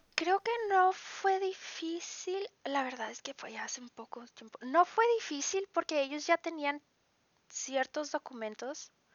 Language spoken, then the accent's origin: Spanish; Ciudad Acuña, Coahuila, Mexico; moved away as an adult; now in Ingelheim, Germany; Yo vengo de una ciudad que se llama Acuña, en Coahuila, que es en México.